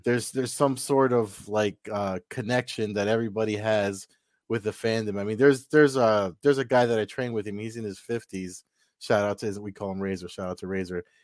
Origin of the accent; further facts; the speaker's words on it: New Jersey, United States; I'm from Jersey